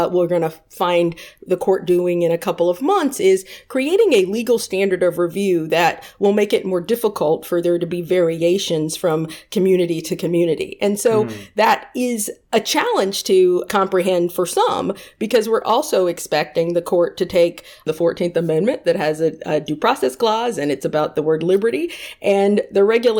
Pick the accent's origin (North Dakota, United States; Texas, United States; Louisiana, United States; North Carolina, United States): North Carolina, United States; Raleigh; moved away as an adult; now in Los Angeles, United States; I grew up in Raleigh, North Carolina